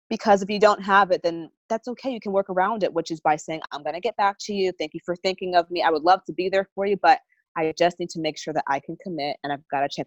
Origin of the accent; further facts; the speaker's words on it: Massachusetts, United States; I'm from New England, so um, a lot of my friends um, from college